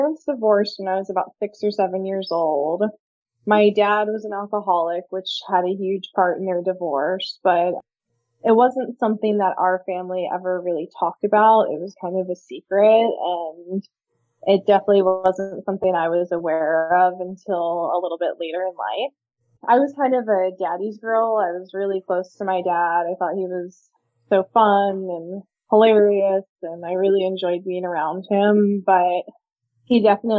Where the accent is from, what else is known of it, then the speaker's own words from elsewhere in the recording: California, United States; also born or lived in Virginia; We moved from Virginia to California when I was about 9 years old. And moving to California, I felt like an outsider at school immediately